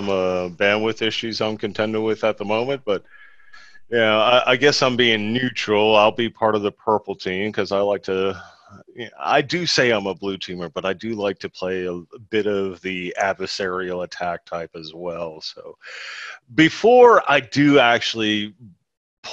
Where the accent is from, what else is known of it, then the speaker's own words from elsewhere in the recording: Ireland; as an Irishman